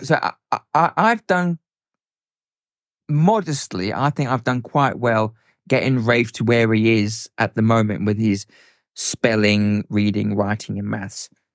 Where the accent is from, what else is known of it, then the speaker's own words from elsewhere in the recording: South Africa; moved away; I grew up in South Africa, um, as a teenager and a youngster